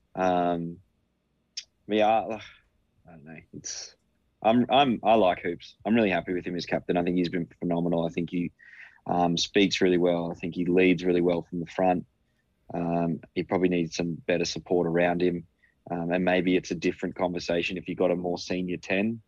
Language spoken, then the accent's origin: English; Queensland, Australia; despite being a Queenslander